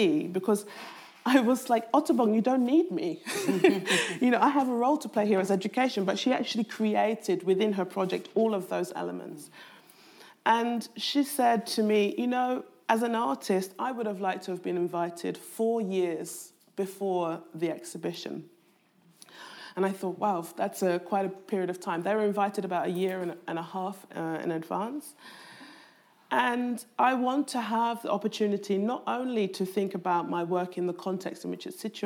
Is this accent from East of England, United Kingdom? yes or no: no; London, United Kingdom; I was brought up in Southeast London